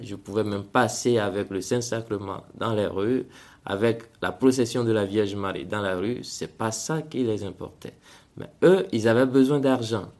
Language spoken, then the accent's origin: French; Togo; moved away as an adult; also born or lived in Benin; now in Central African Republic; je suis né au Togo et j'ai, grandi au Togo jusqu'à avoir mon bac